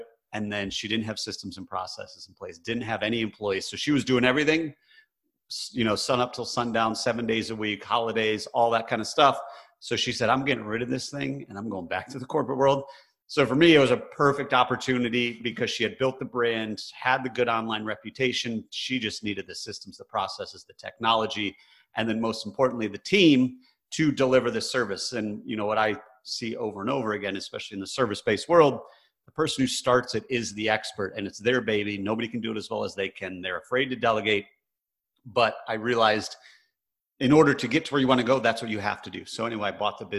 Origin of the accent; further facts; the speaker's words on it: Michigan, United States; I grew up in Michigan, which is very blue collar